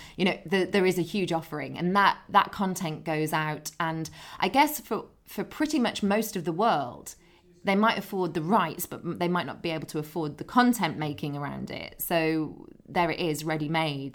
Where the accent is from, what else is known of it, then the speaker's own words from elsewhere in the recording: Dudley, West Midlands, United Kingdom; moved away; I grew up near Dudley in the Black Country.